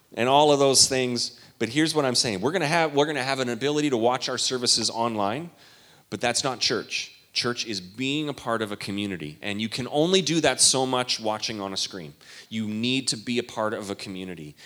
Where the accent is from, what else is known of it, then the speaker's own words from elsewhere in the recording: Canada; all my days growing up in Canada